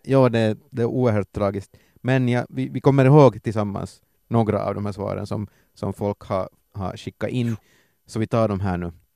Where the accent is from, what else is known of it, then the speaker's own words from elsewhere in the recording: Ostrobothnia, Finland; i Österbotten har vi svenska tv-kanaler